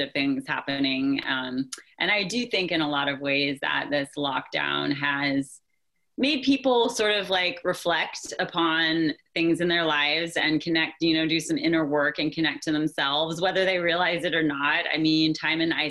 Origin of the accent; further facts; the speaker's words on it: Nashville, Tennessee, United States; moved away as an adult; also born or lived in Bay Area; I was born and raised in Nashville